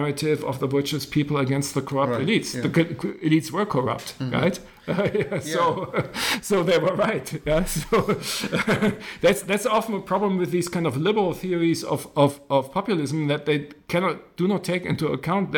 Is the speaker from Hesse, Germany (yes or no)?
no; Berlin, Germany; I grew up in West Berlin.